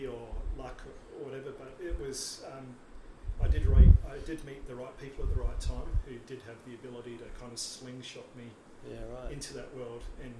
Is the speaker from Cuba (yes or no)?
no; Palmerston North, Manawatū-Whanganui, New Zealand; born or raised there; also born or lived in Gold Coast, Australia; now in Australia